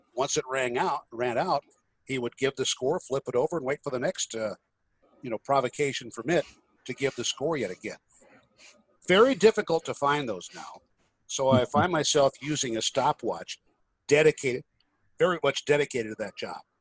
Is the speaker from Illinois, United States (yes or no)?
yes; Illinois, United States; Illinois, which is even worse, my home state